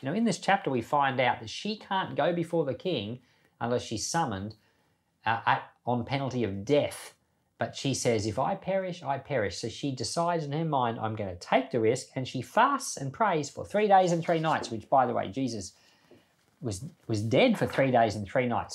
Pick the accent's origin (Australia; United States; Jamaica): Australia; also born or lived in Papua New Guinea; I was born in Australia, grew up in Papua New Guinea and Australia